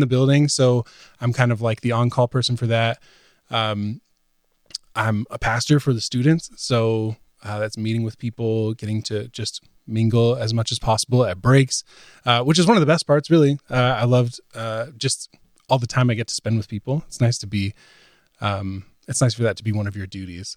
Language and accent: English; Virginia, United States; moved away as an adult; also born or lived in Sunderland, England; now in Nashville, United States; moving to Nashville from where I grew up in Virginia, lived in the same town my whole life, um, went to college there